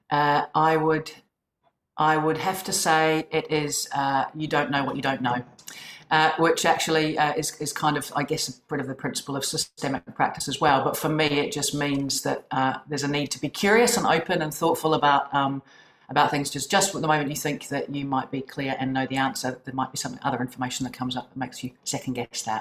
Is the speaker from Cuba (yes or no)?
no; New Zealand; as you can probably tell from my accent, I am originally from New Zealand